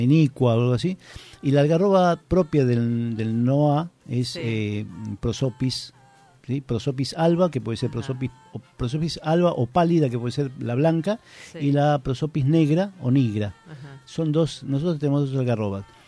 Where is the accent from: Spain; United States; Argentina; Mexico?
Argentina; Buenos Aires; moved away as an adult; now in Santiago del Estero, Argentina; yo me crié en Buenos Aires y me eduqué con otras culturas de alimentos